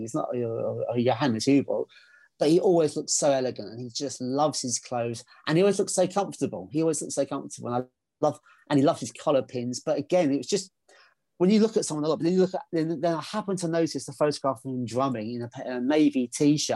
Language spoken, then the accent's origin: English; England, United Kingdom; because I'm English